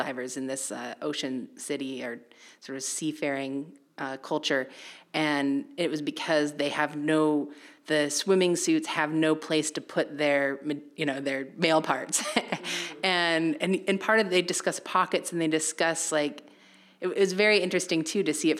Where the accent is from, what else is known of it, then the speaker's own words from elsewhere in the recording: Idaho, United States; now in New Bedford, United States; growing up in Idaho, I lived in a very, let's say, traditional atomic family